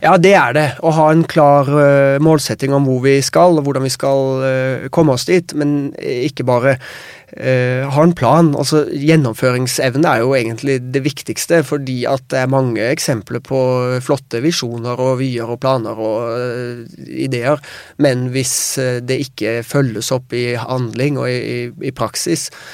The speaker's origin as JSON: {"language": "Norwegian", "country": "Norway", "said": "vi kommer fra Norge"}